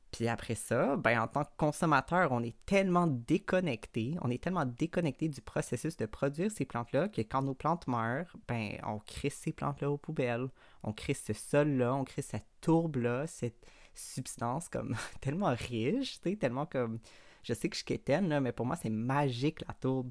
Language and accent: French; Montreal, Quebec, Canada; je suis née à Montréal, d'une famille blanche, américaine, de classe moyenne